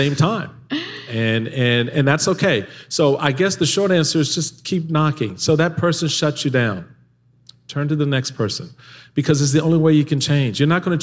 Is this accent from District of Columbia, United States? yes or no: yes; Washington, District of Columbia, United States; growing up in Washington, D.C.